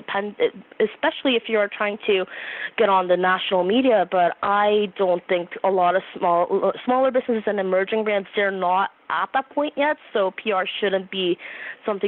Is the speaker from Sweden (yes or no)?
no; Canada; I'm from Canada